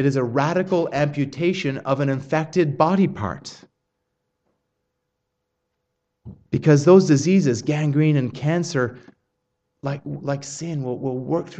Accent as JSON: {"language": "English", "country": "Australia", "accent": "Australian", "said": "I did not realize that my Australian accent had become that strong."}